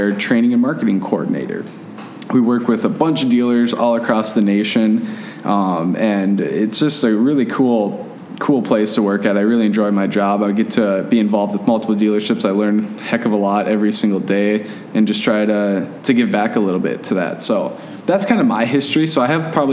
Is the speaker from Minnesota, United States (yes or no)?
yes; Fergus Falls, Minnesota, United States; my girlfriend of 10 years that I live with here, we're both from Fergus Falls.